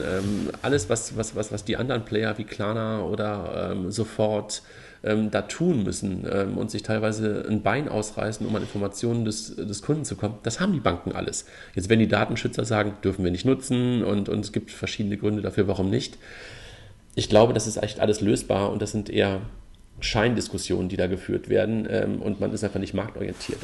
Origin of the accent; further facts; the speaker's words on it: Germany; als Deutsche